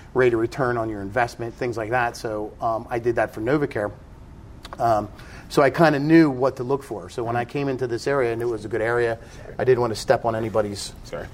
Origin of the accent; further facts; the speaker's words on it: New Jersey, United States; moved away as an adult; I grew up in South Jersey